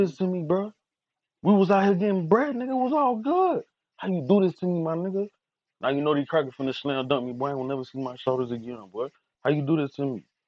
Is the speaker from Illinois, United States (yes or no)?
no; Fort Lauderdale, Florida, United States; I'm from Lauderdale